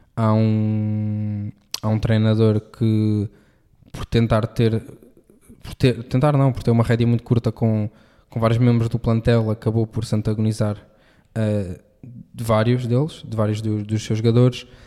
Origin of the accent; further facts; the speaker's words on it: Portugal; enquanto português, sim, um, e enquanto português